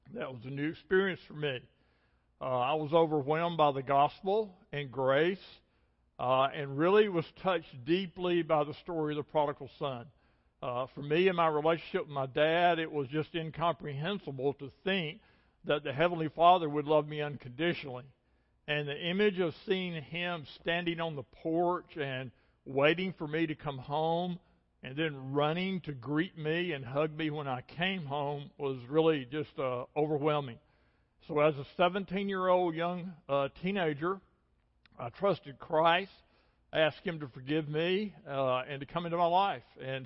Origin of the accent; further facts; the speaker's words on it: the Shoals area of North Alabama, United States; I grew up in the Shoals area of North Alabama